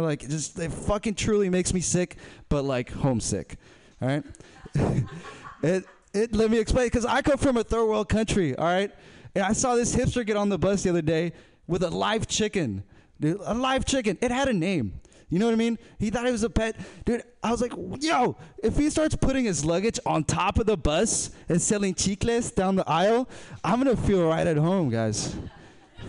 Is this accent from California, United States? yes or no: yes; Berkeley, California, United States; I'm not from here, but I've been raised in Berkeley